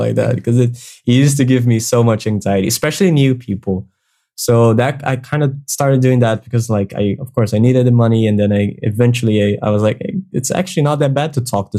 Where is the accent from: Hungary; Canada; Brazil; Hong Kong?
Brazil; accent: Brazilian; English is a second language; improving my accent so that I don't sound too Brazilian, because I don't like the Brazilian accent.